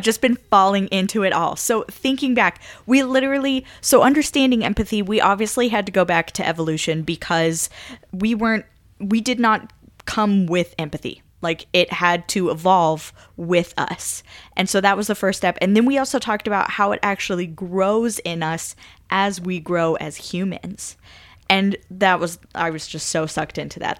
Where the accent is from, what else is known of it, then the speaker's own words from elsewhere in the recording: Kansas, United States; I'm from Kansas